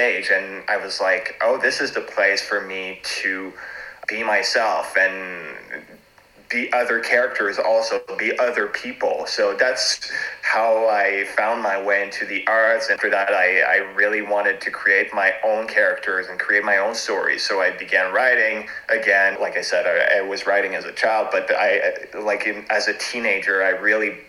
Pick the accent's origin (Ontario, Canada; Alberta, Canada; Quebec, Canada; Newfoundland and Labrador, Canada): Quebec, Canada; Montreal; first language French; English is a second language; also born or lived in Toronto; now in Montreal, Canada; I was born in Canada, in Montreal. My first language is French.